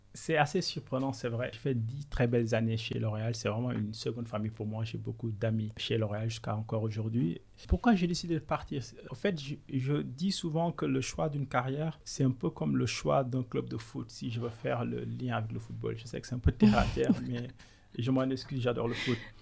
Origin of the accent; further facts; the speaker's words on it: Senegal; moved away as an adult; also born or lived in Côte d'Ivoire / France; now in United Kingdom; je suis sénégalais d'origine, je suis né au Sénégal il y a 38 ans